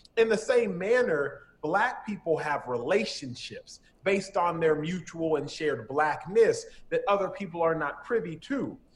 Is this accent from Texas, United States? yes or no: yes; Dallas, Texas, United States; moved away as an adult; now in Los Angeles, United States; I'm born and raised in Dallas